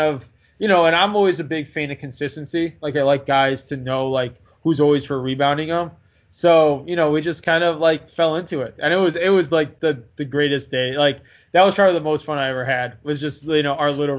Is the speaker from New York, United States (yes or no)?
no; Chicago, Illinois, United States; I'm from Chicago